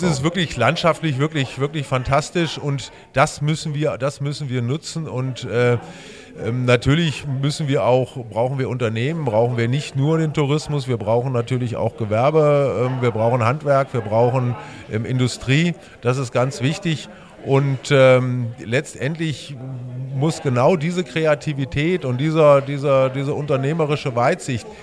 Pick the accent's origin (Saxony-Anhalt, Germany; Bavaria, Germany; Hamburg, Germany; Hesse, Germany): Hesse, Germany; Trendelburg; Das, das, sage ich sehr gerne, weil ich meine Heimat liebe, weil ich mich dafür einsetzen will, dass die Stadt Trendelburg noch ein bisschen noch schöner wird.